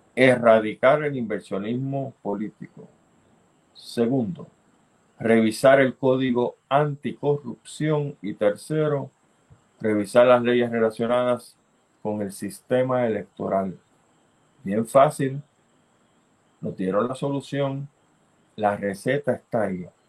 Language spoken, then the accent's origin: Spanish; Puerto Rico